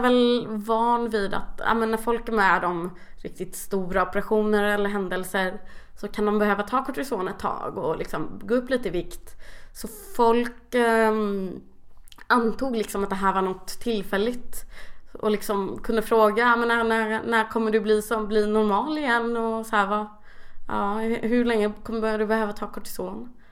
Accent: Kalmar, Kalmar County, Sweden; jag kommer från Kalmar

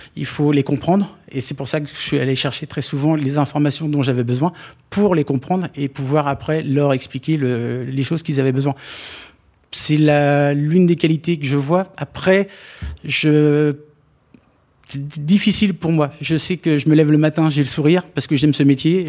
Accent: Normandy, France; moved away; les copains d'enfance quand je vais les revoir euh, chez moi en Normandie

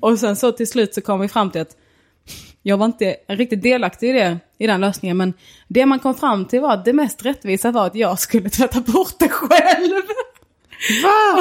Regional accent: Snapphanebygden, Skåne, Sweden; jag är mer från Snappanebygden

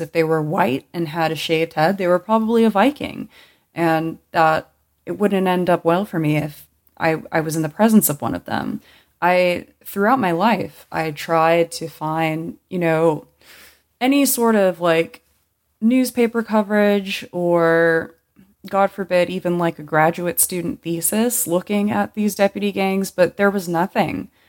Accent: Los Angeles County, California, United States; I grew up in Los Angeles County, and growing up here

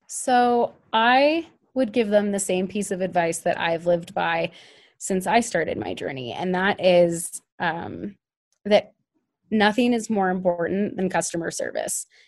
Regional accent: Denver, Colorado, United States; moved away as an adult; also born or lived in Oregon / Cambodia; I'm from Denver originally

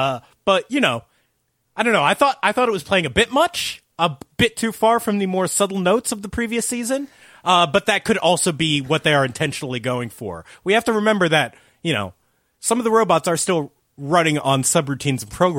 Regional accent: New Jersey, United States; Thank you, I'm from New Jersey.

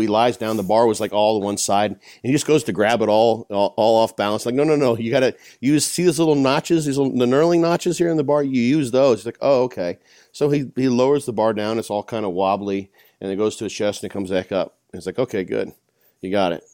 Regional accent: Illinois, United States; my hometown, in a small town in Illinois

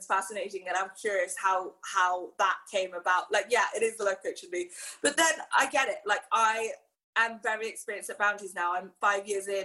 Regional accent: Hong Kong; growing up in Hong Kong

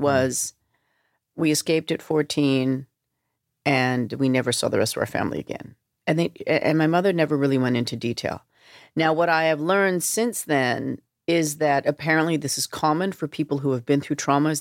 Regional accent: Vancouver, British Columbia, Canada; moved away; growing up in Vancouver, in suburban Vancouver

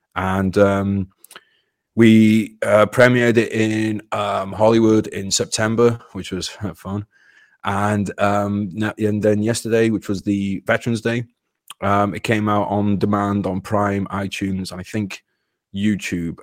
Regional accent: United Kingdom; British person. I was born into a British body, but I identify as an American

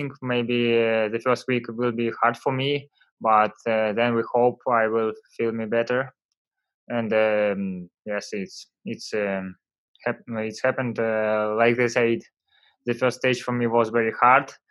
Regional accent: Vyborg, Leningrad Oblast, Russia; English is a second language; I come from Vyborg. It's near Finland. In my city was always a bad weather

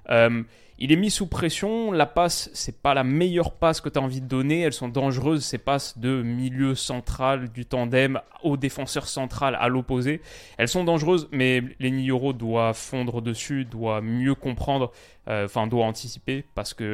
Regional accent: Lyon, Auvergne-Rhône-Alpes, France; C'est pas parce que je suis lyonnais

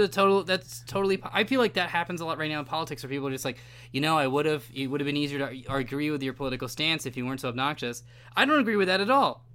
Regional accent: California, United States; my home state

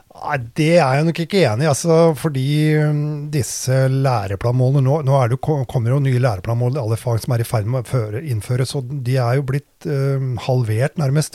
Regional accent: Drammen, Buskerud, Norway; Jeg er jo vokst opp i Drammen, da. På Austad

